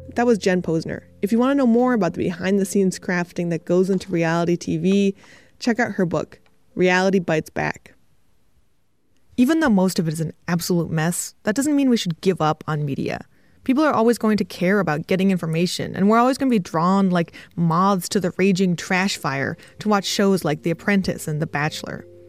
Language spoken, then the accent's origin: English; United States; I'm from the United States